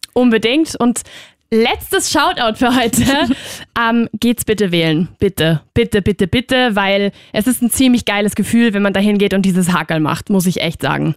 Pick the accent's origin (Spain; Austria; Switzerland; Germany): Spain; moved away; ich bin halt aus Spanien